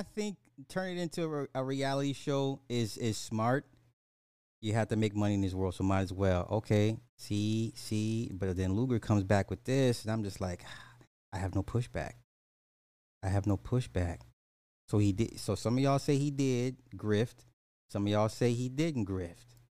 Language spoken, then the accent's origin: English; United States; I'm an American.